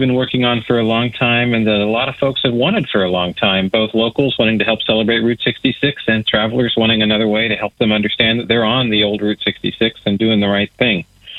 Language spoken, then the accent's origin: English; Tulsa, Oklahoma, United States; I'm very proud of Tulsa, my hometown